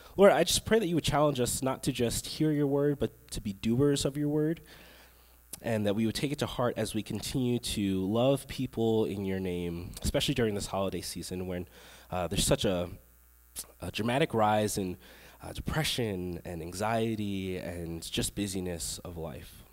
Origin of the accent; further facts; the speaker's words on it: Long Island, New York, United States; now in Texas, United States; I grew up in New York. I grew up on Long Island, which is about an hour away from the city.